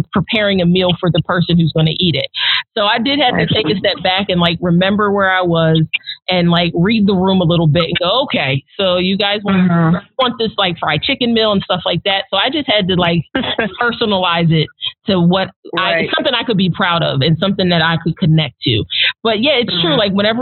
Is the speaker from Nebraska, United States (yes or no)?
no; New Jersey, United States; now in Nashville, United States; I grew up in South Jersey outside of Philadelphia